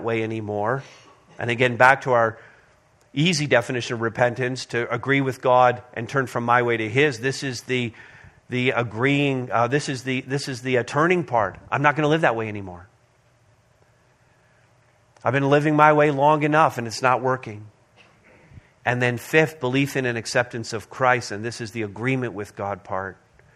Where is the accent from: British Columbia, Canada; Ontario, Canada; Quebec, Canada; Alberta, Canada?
Quebec, Canada; Montreal; moved away; We all grew up in Montreal North together, all within a few blocks of one another.